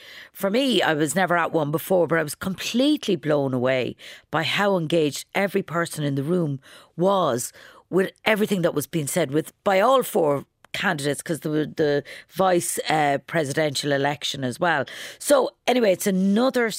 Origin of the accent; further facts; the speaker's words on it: County Kildare, Ireland; now in Dublin, Ireland; the greatest county in Ireland, my home county, Kildare.